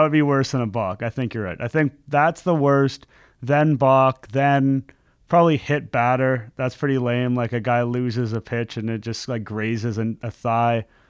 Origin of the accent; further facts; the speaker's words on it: Canada; also born or lived in Montreal; As a Canadian guy